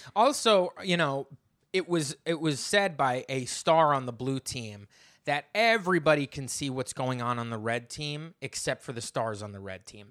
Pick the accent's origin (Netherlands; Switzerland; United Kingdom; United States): United States; New Jersey; moved away as an adult; now in Brooklyn, United States; I grew up in New Jersey, I live in Brooklyn